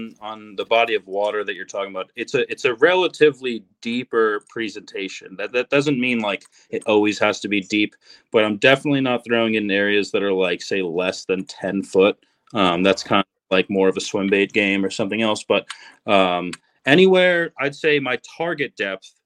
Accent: New Jersey, United States; I grew up in New Jersey

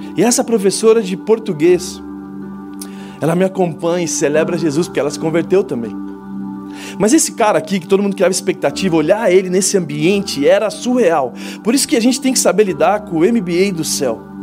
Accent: Brazil; A gente brasileiro

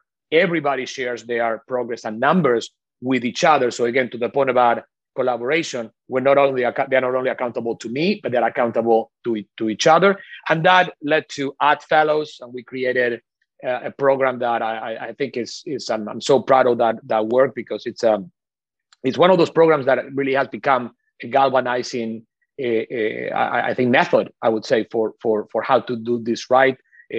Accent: Argentina; English is a second language; moved away; Obviously, for me, this since very early on was a very personal issue, because I come from Argentina. I always I didn't really understand until I came here what lack of diversity looked like, because I grew up with a lot of diversity.

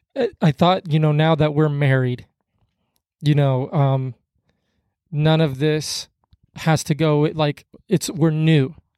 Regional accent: Kansas City, United States; moved away as an adult; also born or lived in Hutchinson, Minnesota; I'm from Kansas City

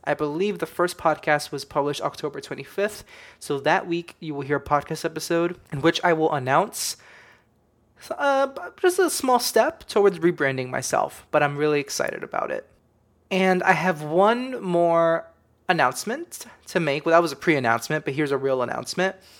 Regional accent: United States; we come from the United States of America

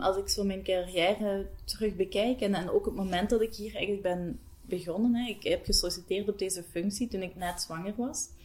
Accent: Bocholt, Flanders, Belgium; moved away as an adult; now in Hasselt, Belgium; Ik ben oorspronkelijk van Bocholt afkomstig. Ik woon ondertussen al bijna tien jaar in Hasselt.

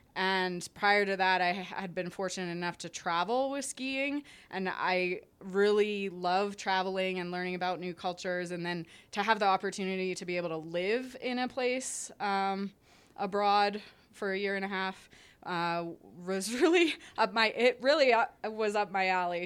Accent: Canada; I'm Canadian

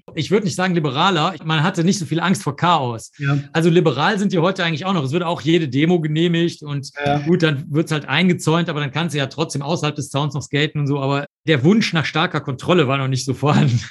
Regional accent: Cologne, North Rhine-Westphalia, Germany; also born or lived in Rosenheim / New York; ich bin in Köln aufgewachsen, Köln-Zollstock

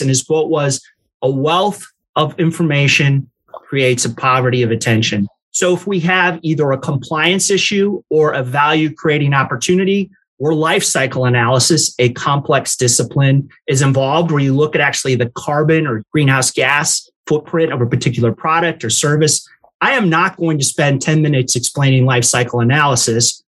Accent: New Orleans, Louisiana, United States; moved away; also born or lived in Evanston, Illinois / Chicago, Illinois / Lake Charles, Louisiana; my mom very quickly moved us down to New Orleans where I grew up.

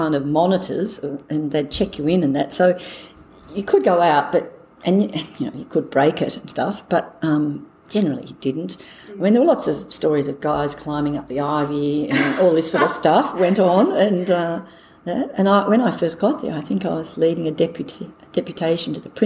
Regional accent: Launceston, Tasmania, Australia; also born or lived in Hobart, Australia / London, United Kingdom; I grew up in Launceston, the north of the state. Went to school there

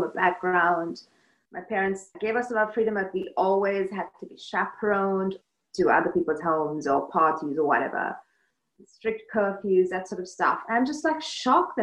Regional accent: Colombo, Western Province, Sri Lanka; also born or lived in Illinois, United States; now in Los Angeles, United States; I was born in Colombo, which is the capital of Sri Lanka, and spent my formative years there

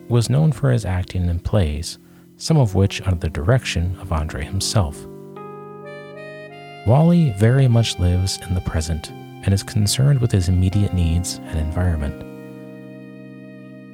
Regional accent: upstate New York, United States; my hometown in upstate New York

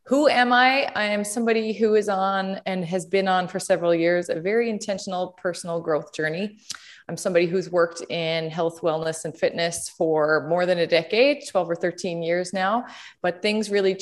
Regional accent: Conception Bay South, Newfoundland and Labrador, Canada; now in St. John's, Canada; I'm from Conception Bay South, which is about 20 minutes outside of St. John's. That's where I grew up.

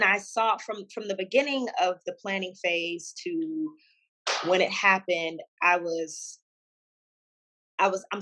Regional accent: Houston, Texas, United States; moved away as an adult; also born or lived in Washington, D.C. area; now in Dallas, United States; I'm originally from Houston, but I moved to Dallas just to be a little bit closer to home

